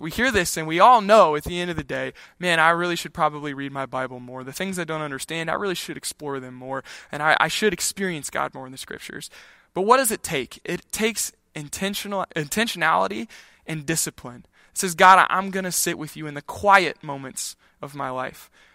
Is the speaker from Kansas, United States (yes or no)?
yes; Kansas, United States; when I grew up in Kansas